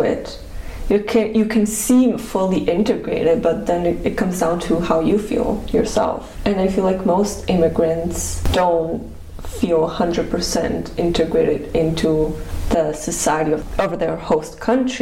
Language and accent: English; Italy; now in Germany; From Italy. Born and raised.